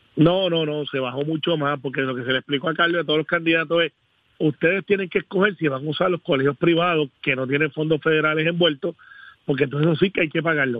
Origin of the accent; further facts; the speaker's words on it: Puerto Rico; yo soy del área de Guaynabo, Bayamón